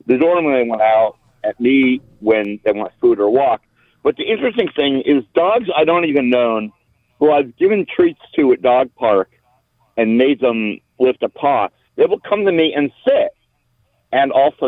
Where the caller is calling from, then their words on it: Irvine, California, United States; I'm calling from Irvine, California, USA.